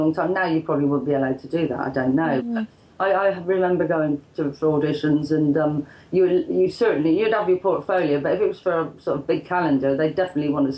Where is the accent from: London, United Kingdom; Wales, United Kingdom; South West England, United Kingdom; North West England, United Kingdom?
South West England, United Kingdom; Bristol; I was from Bristol